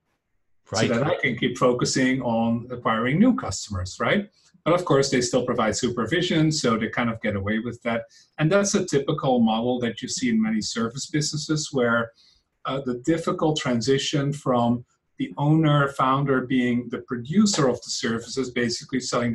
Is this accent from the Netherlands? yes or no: yes; Netherlands; English is a second language; moved away as an adult; now in San Francisco, United States; as you can hear from my accent, I am not native to these American lands. I am from the Netherlands originally.